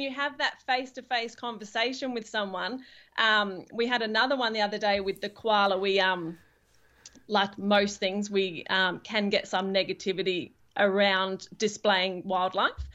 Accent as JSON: {"language": "English", "region": "England", "country": "United Kingdom", "moved": "yes", "lives_now": "Perth, Australia", "said": "I'm actually from England originally"}